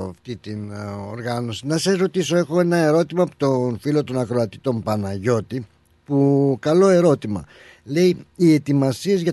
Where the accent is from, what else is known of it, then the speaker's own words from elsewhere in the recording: Greece; Όσο και εσείς θέλετε να πετύχει αυτή μας η εκδήλωση, τόσο άλλο και εμείς σαν Έλληνες.